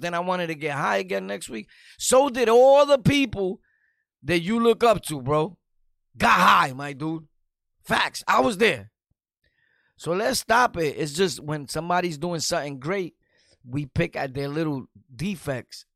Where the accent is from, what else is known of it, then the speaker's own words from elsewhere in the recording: New York City, New York, United States; I'm from New York City, Brooklyn